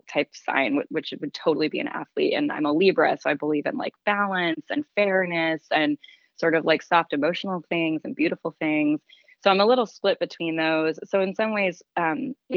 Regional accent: Nashville, Tennessee, United States; I grew up in Nashville, Tennessee

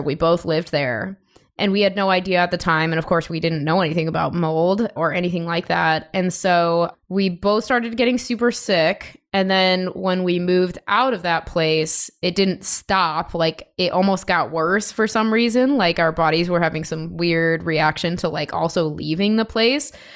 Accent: Chicago, Illinois, United States; also born or lived in Denver / Los Angeles / San Diego; now in Seattle, United States; I'm from Chicago, born and raised originally, but I've lived in a bunch of different places like Denver, L A, San Diego for a bit, and now Seattle

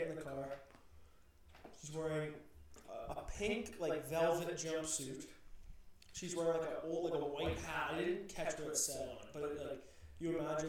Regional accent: Canada; We're actually from Canada

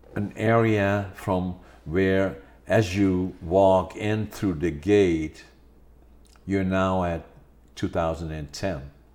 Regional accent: Netherlands; now in Prince George, Canada; I was born in Holland

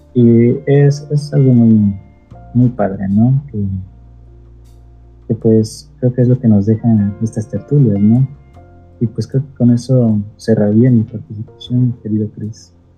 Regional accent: Mexico

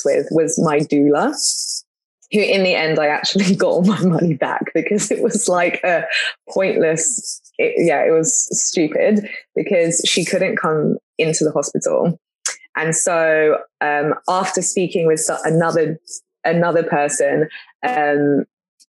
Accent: London, United Kingdom; moved away as an adult; now in United States; growing up in a big city and being from London

